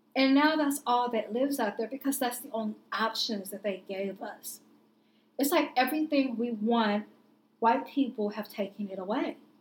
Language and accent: English; Indianapolis, Indiana, United States; I grew up in Indianapolis, and I had never experienced racism until I went away to college, living in Southern Indiana